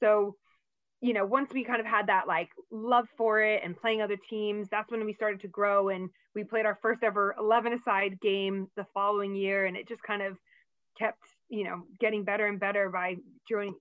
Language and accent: English; United States; moved away as an adult; now in Manchester, United Kingdom; as an American